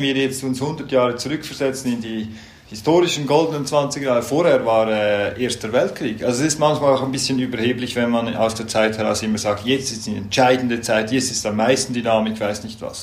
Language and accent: German; Switzerland; wir jetzt als Schweizer und Schweizerinnen